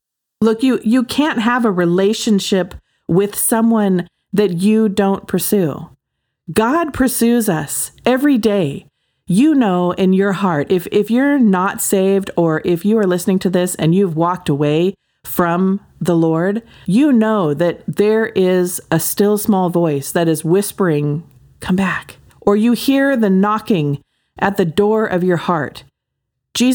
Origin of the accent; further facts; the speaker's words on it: Oregon, United States; also born or lived in Hawaii / Southern California; I mean, I'm from Oregon and Hawaii and Southern California, you know, like outdoor all the time.